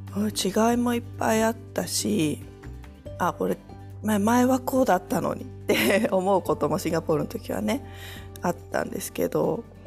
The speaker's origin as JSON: {"language": "Japanese", "region": "Kochi", "country": "Japan", "tie": "born or raised there", "also_born_or_lived": "Singapore", "moved": "as an adult", "lives_now": "France", "said": "自分の実家が高知なんですけど"}